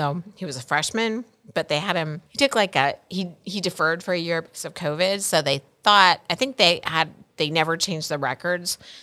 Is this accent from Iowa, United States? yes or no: yes; Iowa, United States; moved away as an adult; also born or lived in Montana; I'm from Iowa